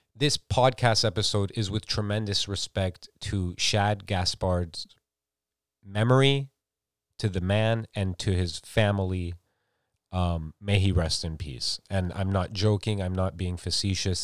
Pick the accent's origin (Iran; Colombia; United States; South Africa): United States; I grew up in America